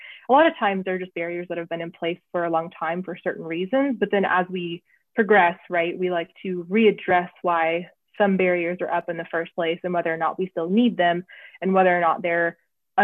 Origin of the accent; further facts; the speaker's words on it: the South, United States; moved away as an adult; also born or lived in Washington, D.C.; now in Montgomery, United States; even though I was from the South, I had not been in what I consider the Deep South before.